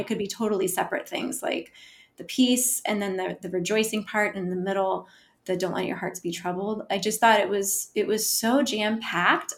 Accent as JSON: {"language": "English", "town": "Omaha", "region": "Nebraska", "country": "United States", "moved": "yes", "lives_now": "Arlington, United States", "said": "I live in Arlington, Virginia, originally from Omaha, Nebraska."}